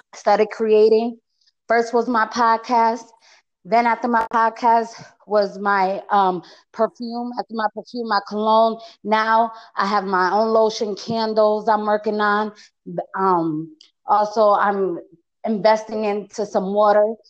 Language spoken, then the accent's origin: English; Connecticut, United States; accent: East Coast; English is a second language; now in Las Vegas, United States; I know my accent, right? I'm from the East Coast. I'm from Connecticut.